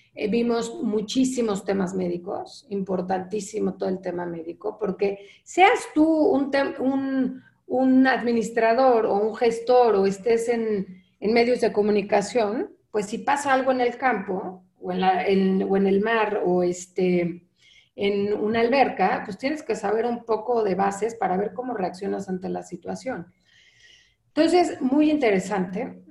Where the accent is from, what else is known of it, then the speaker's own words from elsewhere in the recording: Mexico; also born or lived in Mexico City / Lausanne, Switzerland; soy mexicana